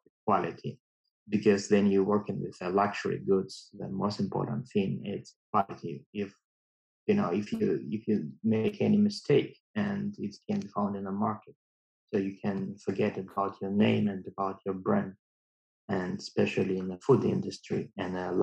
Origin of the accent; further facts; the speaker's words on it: Russia; moved away as an adult; now in China; I came from Russia.